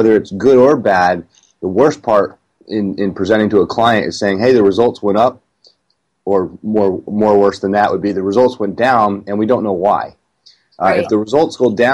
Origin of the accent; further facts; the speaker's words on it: Vermont, United States; moved away as an adult; also born or lived in Cape Cod / West Coast; I'm from New England and grew up in Vermont